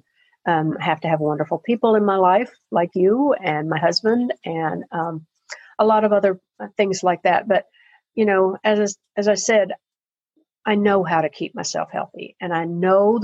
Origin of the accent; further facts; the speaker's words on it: Murfreesboro, Tennessee, United States; moved away as an adult; I had grown up in Murfreesboro, tiny Tennessee town that it was